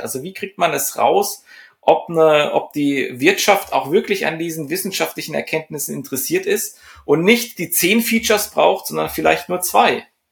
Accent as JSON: {"language": "German", "country": "Germany", "said": "bei uns in Deutschland"}